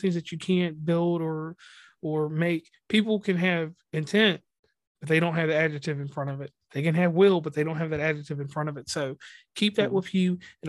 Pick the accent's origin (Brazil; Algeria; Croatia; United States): United States; West Virginia; Once again … from West Virginia and Commonplace.